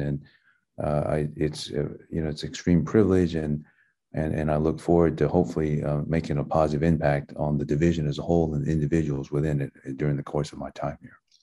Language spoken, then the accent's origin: English; Athens, Georgia, United States; first language Taiwanese; English is a second language; also born or lived in Tokyo, Japan / Taiwan / Seattle; I was a Americanized kid growing up in Athens